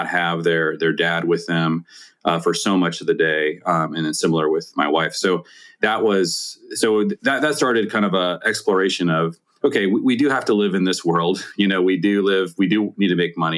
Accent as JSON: {"language": "English", "town": "Seattle", "region": "Washington", "country": "United States", "tie": "born or raised there", "said": "I grew up in the Seattle area"}